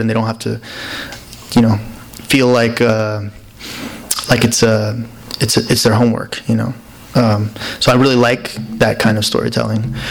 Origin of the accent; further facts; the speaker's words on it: Alabama, United States; moved away; also born or lived in Peru / New York; I was raised in Alabama